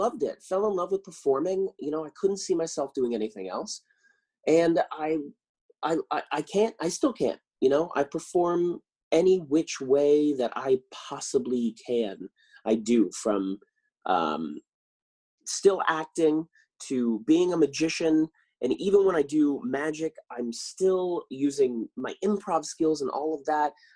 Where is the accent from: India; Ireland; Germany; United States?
United States; Claremont, California; also born or lived in San Dimas, California / Inland Empire, California; I grew up in California. I was born in San Dimas, you know, the famous Bill and Ted, San Dimas High. And I was raised in Claremont